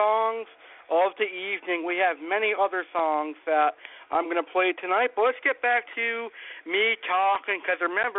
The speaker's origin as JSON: {"language": "English", "town": "Springfield", "region": "Massachusetts", "country": "United States", "tie": "born or raised there", "also_born_or_lived": "Tampa, Florida", "said": "I've been living in New England, and more specifically, Springfield, Massachusetts, for almost all my life."}